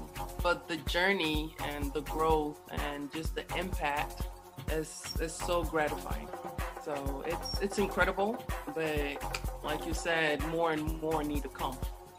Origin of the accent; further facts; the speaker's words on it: South Sudan; moved away; also born or lived in Khartoum, Sudan; I'm from South Sudan.